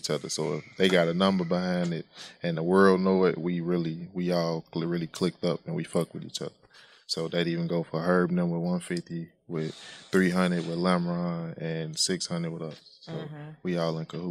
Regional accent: Chicago, Illinois, United States; I'm from Chicago

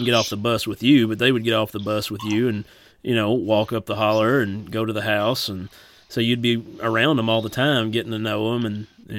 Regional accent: Turkey Creek, Kentucky, United States; growing up on Turkey Creek

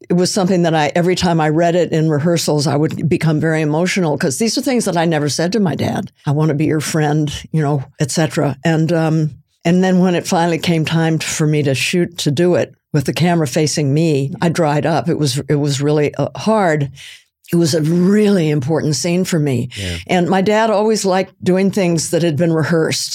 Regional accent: California, United States; there were no people of color around me when I was growing up on the West Coast in California

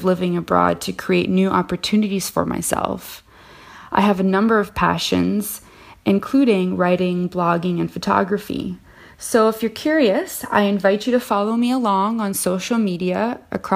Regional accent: Canada; moved away as an adult; now in Paris, France; I am a Canadian expat currently living in Paris, France.

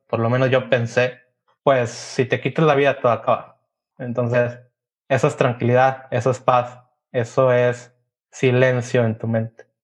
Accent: Mexico; como mexicanos y como latinos

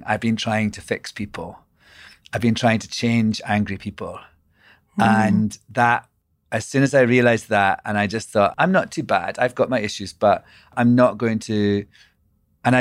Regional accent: Scotland, United Kingdom; also born or lived in London; now in New York, United States; I'm Scottish.

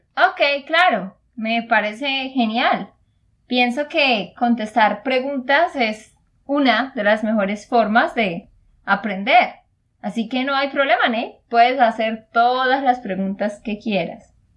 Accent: Santander, Colombia; de Santander, Colombia

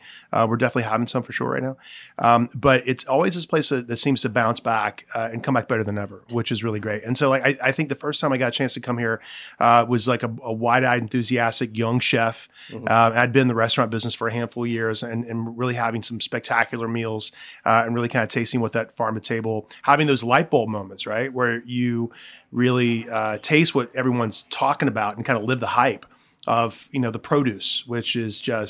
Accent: the South, United States; now in San Francisco, United States; I grew up in the South where it's like constantly hot and humid.

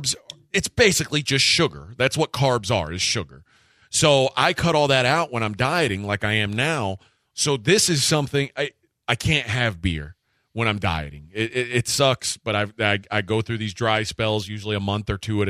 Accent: United States; I'm American

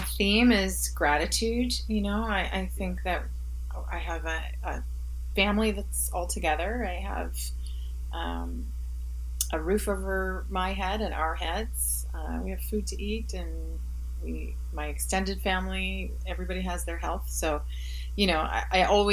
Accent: Halifax, Nova Scotia, Canada; also born or lived in Montreal; Montreal is a hometown for me, but Halifax is my hometown

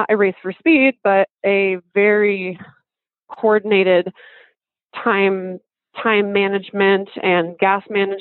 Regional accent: United States; as an American

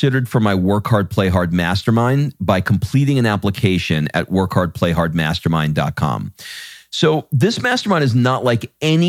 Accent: New York, United States; I'm from Long Island. All my East Coast people, actually people all over the world know exactly what I'm referring to if you've run into one of my kind out there in the world.

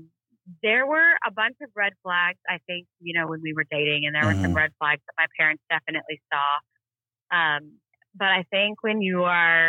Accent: Texas, United States; also born or lived in Duncan, Oklahoma; I grew up in Texas

